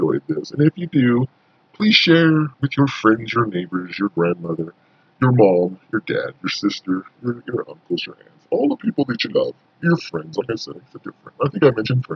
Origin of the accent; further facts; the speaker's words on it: Montana, United States; moved away; also born or lived in southern Indiana; I'm originally from Montana